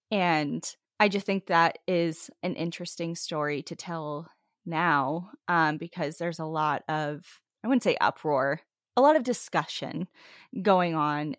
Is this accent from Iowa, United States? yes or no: yes; Iowa, United States; There were trees everywhere. We're from Iowa, so this is a rare sight already.